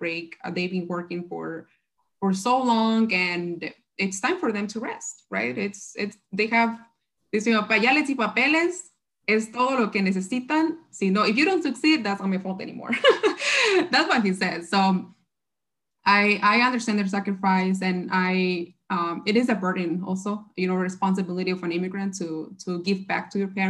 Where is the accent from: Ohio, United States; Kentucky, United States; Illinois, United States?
Illinois, United States; Chicago; also born or lived in Berkeley; I'm from the South Side